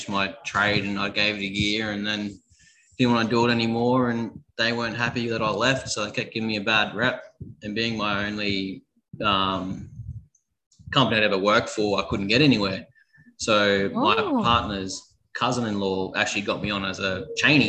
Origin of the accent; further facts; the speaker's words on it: Rockhampton, Queensland, Australia; also born or lived in Bundaberg / Dirranbandi; I grew up in Rockhampton, up north, central Queensland, for about 12 years, I think I was up there